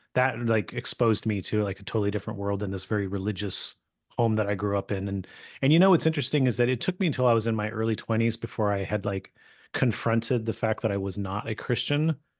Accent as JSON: {"language": "English", "region": "California", "country": "United States", "tie": "born or raised there", "said": "I grew up in California"}